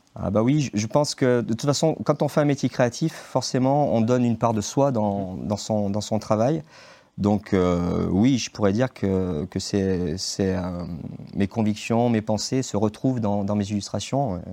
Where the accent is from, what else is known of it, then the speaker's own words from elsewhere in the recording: Saint-Étienne, Auvergne-Rhône-Alpes, France; moved away as an adult; now in Saint-Maurice-en-Gourgois, France; je suis né à Saint-Étienne. J'ai fait mes études à Saint-Étienne